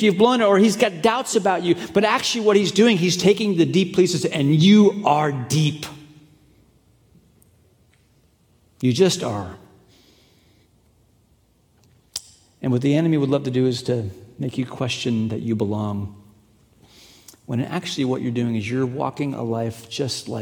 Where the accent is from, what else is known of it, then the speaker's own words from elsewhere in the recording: Hong Kong; moved away; I grew up in China, grew up in Hong Kong